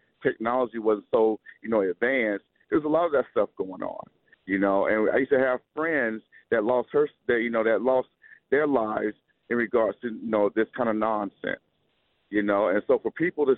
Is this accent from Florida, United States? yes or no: yes; Quincy, Florida, United States; I grew up in North Florida, right outside of Tallahassee, in a small town called Quincy, Florida